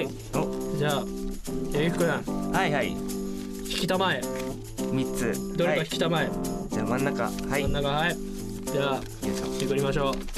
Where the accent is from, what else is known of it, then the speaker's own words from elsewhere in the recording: Nagoya, Aichi, Japan; accent: Nagoya-ben; んか謎多い名古屋弁なんですごい